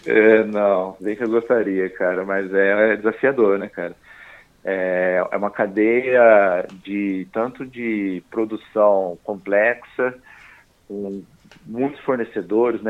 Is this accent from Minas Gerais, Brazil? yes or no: yes; Poços de Caldas, Minas Gerais, Brazil; moved away as an adult; also born or lived in São Paulo / Australia; eu sou mineiro, né, de Poços de Caldas